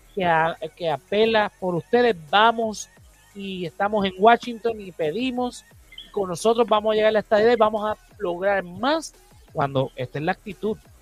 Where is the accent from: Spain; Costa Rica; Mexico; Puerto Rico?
Puerto Rico; la realidad mía como puertorriqueño